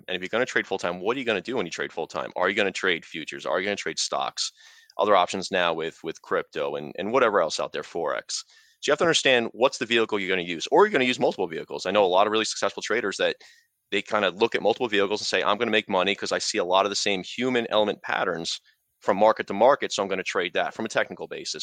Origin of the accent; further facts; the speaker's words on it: New York, United States; now in New Jersey, United States; I'm from, I grew up in New York, I live in New Jersey